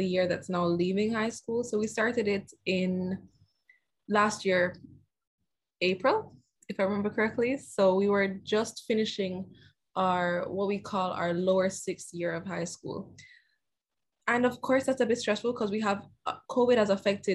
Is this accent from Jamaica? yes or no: yes; Jamaica; I'm from Jamaica and I'm 18 years old.